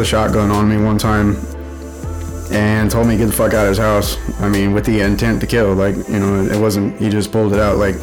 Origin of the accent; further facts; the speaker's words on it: Houston, Texas, United States; moved away; also born or lived in Colorado Springs, Colorado / Las Vegas, Nevada; I grew up in Houston